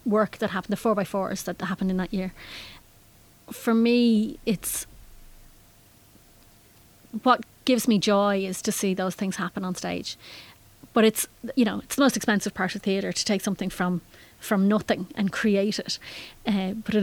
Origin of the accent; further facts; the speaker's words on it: Howth, Leinster, Ireland; moved away as an adult; also born or lived in Germany; I grew up in Howth and didn't actually realise how fantastic it was until I left